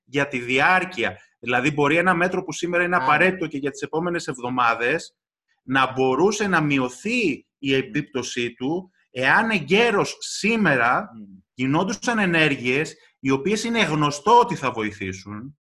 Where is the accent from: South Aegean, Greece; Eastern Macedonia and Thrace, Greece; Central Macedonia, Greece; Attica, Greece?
Eastern Macedonia and Thrace, Greece; Kavala; moved away; στην πατρίδα μου στην Καβάλα